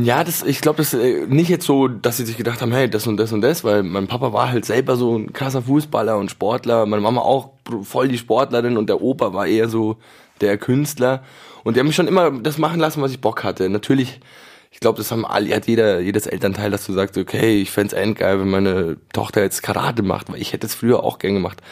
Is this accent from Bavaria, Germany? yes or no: yes; Munich, Bavaria, Germany; ich bin in München geboren